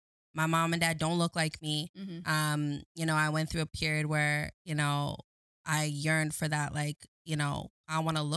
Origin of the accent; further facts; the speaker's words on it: Waterloo, Ontario, Canada; also born or lived in Scarborough, Ontario; I was adopted. And that's where when I moved to Waterloo, I grew up in Waterloo